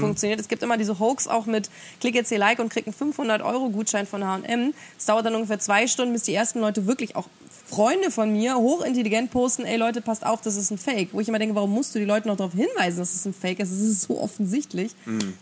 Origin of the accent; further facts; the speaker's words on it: Germany; bei uns in Deutschland